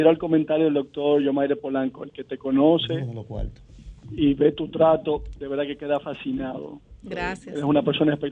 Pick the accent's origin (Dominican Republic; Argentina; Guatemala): Dominican Republic; tú como dominicano decías, bueno, se te grifaba los vellos